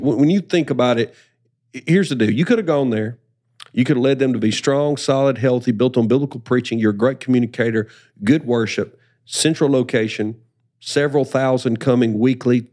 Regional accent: Alabama, United States; also born or lived in South Carolina; now in Spartanburg, United States; I'm a child of Alabama

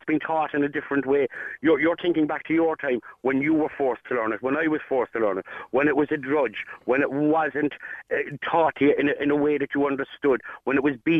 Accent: Ireland; We're Irish when it suits us.

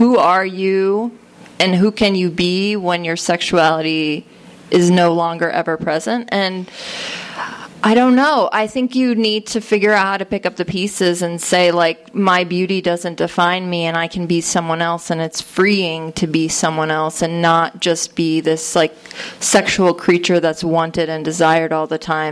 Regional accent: Connecticut, United States; I grew up in Connecticut on the shoreline

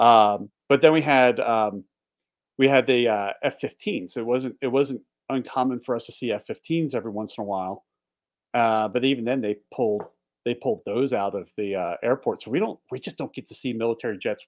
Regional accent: Philadelphia, Pennsylvania, United States; also born or lived in Delaware; now in Montana, United States; I grew up just outside of Northeast Philly

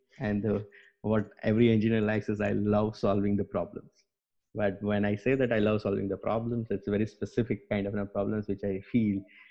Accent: Gujarat, India; moved away as an adult; also born or lived in Bangalore / Stuttgart; I am from India, born and brought up into the Gujarat

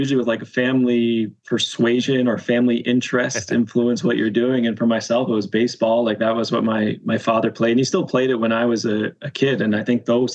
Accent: Canada; as a Canadian

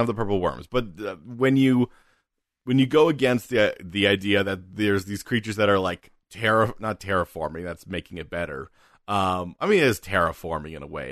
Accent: United Kingdom; we're British

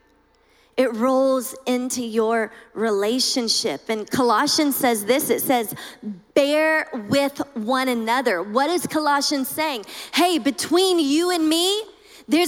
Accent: Louisiana, United States; I'm from Louisiana.

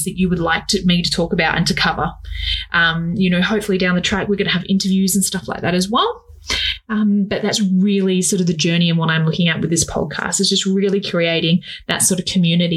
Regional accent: Australia; I am an Australian fashion designer

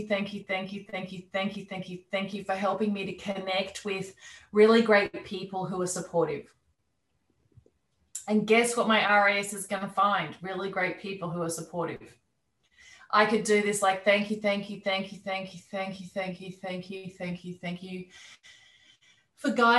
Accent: Australia; moved away as an adult; also born or lived in London; even though I'm Australian, I'd been living there for many years

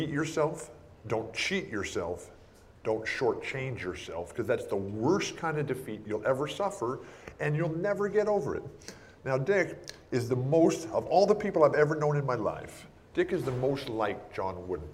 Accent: San Diego, California, United States; I'm from San Diego here

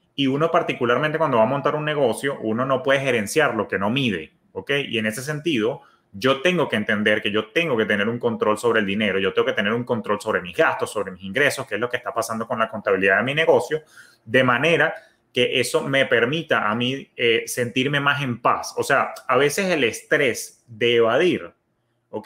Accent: Venezuela; now in United States; yo que soy de origen venezolano, tenemos una palabra, somos como que pichirres

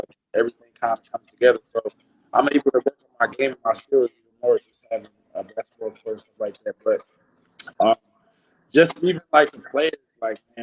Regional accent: Philadelphia, Pennsylvania, United States; moved away as an adult; now in Edmonton, Canada; originally I'm from Philadelphia, Pennsylvania

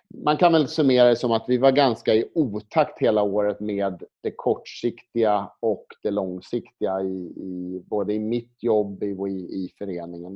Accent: Sweden; now in Spain; komma som svensk till Spanien

